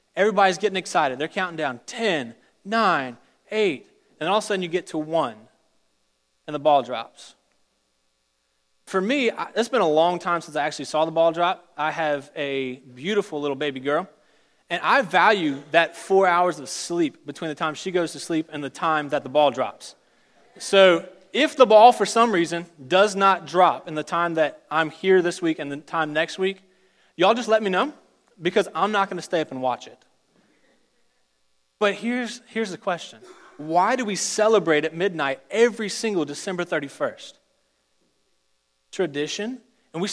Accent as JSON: {"language": "English", "town": "Richmond", "region": "Virginia", "country": "United States", "tie": "born or raised there", "moved": "as an adult", "said": "I'm from Richmond, Virginia. I went through all of my primary school, secondary school, and college in the state of Virginia"}